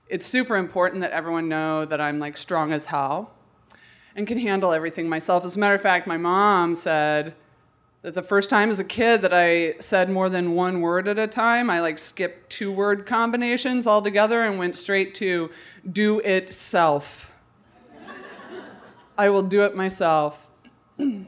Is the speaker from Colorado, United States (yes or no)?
yes; Colorado, United States; I'm from Colorado